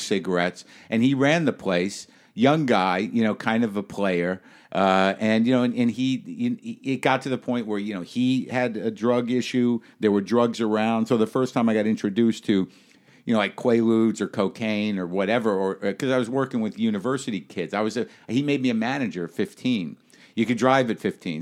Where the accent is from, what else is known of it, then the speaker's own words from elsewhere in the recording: New Mexico, United States; moved away; I grew up in New Mexico.